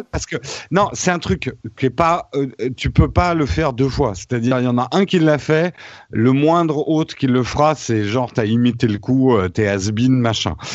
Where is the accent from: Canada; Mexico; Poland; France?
France; en tant que Français